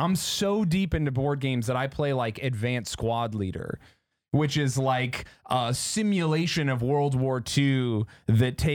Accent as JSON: {"language": "English", "region": "Utah", "country": "United States", "said": "I'm from Utah"}